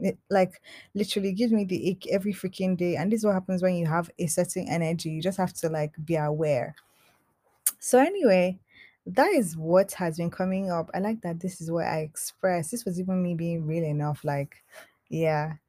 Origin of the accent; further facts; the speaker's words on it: Nigeria; I'm Nigerian